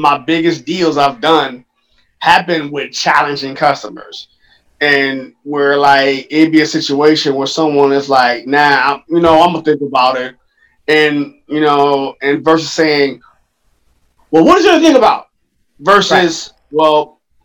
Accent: Cleveland, Ohio, United States; we're from Cleveland

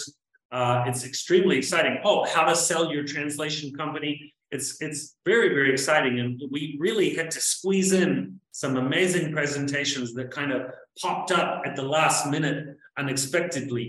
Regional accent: New Zealand; now in Latin America; I'm from New Zealand and I've been living in Latin America forever

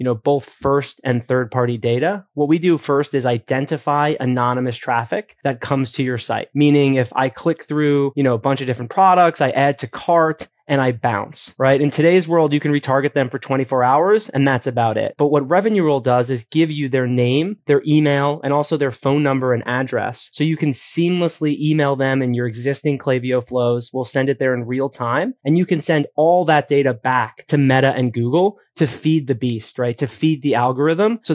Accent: New York, United States; I am from New York originally, went to NYU

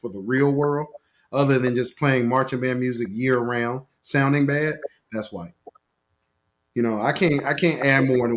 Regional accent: Portsmouth, Virginia, United States; I'm still from Portsmouth. Yeah, don't let this doctor degree fool. I'm still from Portsmouth.

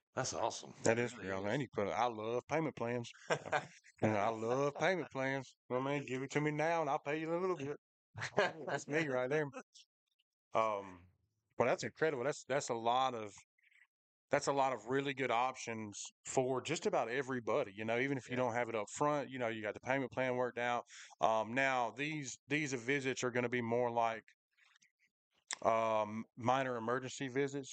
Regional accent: Macon, Georgia, United States; I definitely grew up in Macon

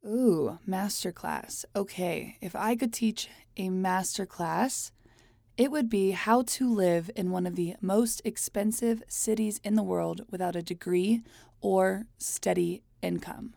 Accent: Hialeah, Florida, United States; moved away as an adult; also born or lived in New York City; now in Los Angeles, United States; I was born in Miami, Florida, in a very fun, extremely Cuban place called Hialeah. I left home at eighteen

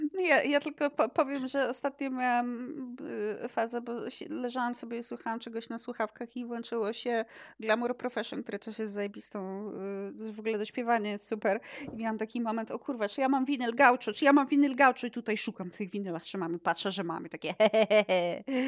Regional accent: Poland; urodziłam się w tym państwie naszym polskim. Polski znam

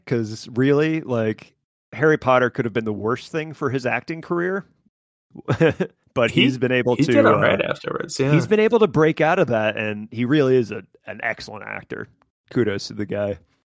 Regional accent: England, United Kingdom; I'm English.

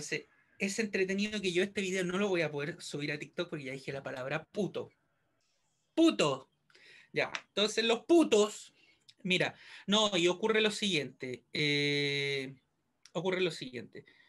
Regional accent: Chile

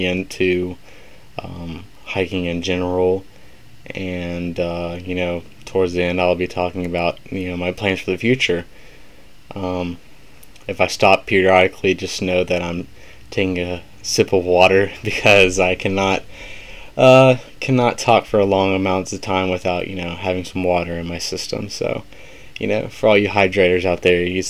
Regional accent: Birmingham, Alabama, United States; moved away as an adult; now in Troy, United States; I am from Birmingham, Alabama, kind of middle of the state

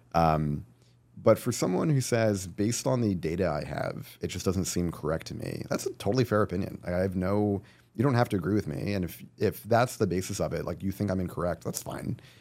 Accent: New Jersey, United States; also born or lived in California; now in New York, United States; I grew up in New Jersey

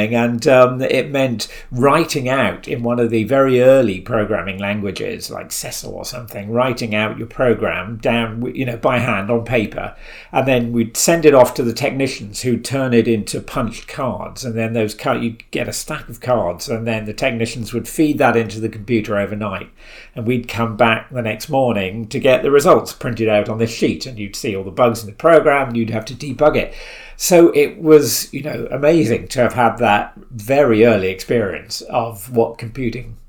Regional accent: Isle of Wight, South East England, United Kingdom; I grew up on the Isle of Wight

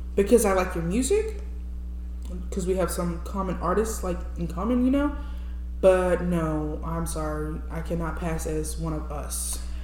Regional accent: New Orleans, Louisiana, United States; America. Louisiana to be specific

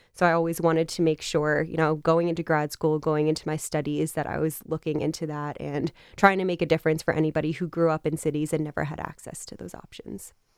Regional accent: Westchester County, New York, United States; I actually grew up in Westchester County, New York

